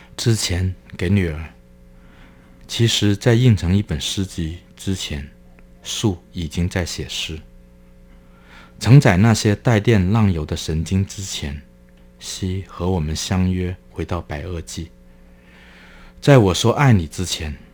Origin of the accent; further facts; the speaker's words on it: Guangdong, China; moved away as an adult; also born or lived in Hong Kong; now in Taiwan; 我所来自的中国大陆